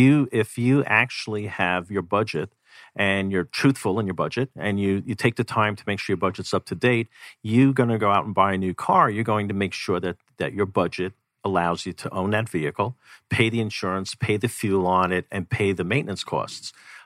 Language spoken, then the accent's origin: English; New York, United States; now in Arizona, United States; I came from New York where you could go down a block, jump on a train, you pay your subway, and you could live without a vehicle if you really wanted to.